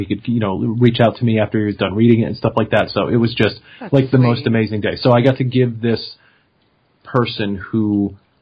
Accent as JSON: {"language": "English", "town": "Enfield", "region": "Connecticut", "country": "United States", "tie": "born or raised there", "said": "the person who runs the music store in my hometown"}